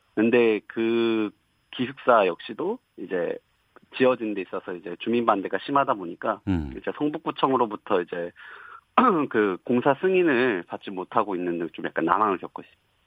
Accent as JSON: {"language": "Korean", "town": "Suwon", "region": "Gyeonggi Province", "country": "South Korea", "moved": "as an adult", "lives_now": "Seoul, South Korea", "said": "저는 수원에 살고 있, 습니다"}